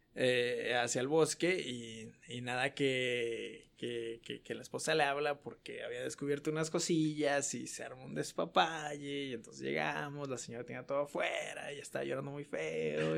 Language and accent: Spanish; Guadalajara, Jalisco, Mexico; moved away as an adult; now in El Paso, United States; soy de Guadalajara